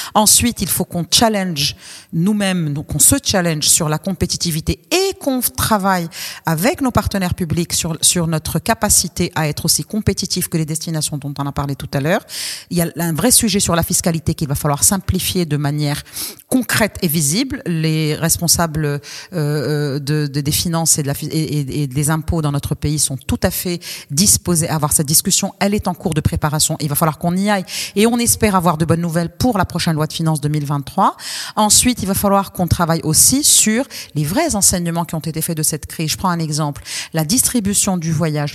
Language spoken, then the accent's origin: French; Morocco; en tant que Marocain